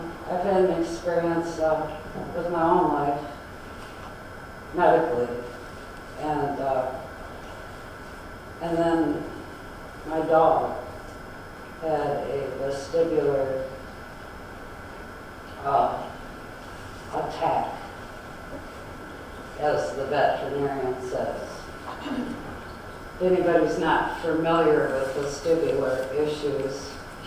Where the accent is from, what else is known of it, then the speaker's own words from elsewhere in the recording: Detroit, Michigan, United States; So I'm from Detroit